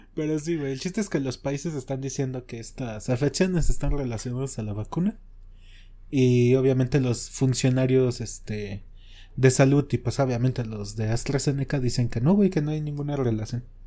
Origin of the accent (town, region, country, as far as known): Mexico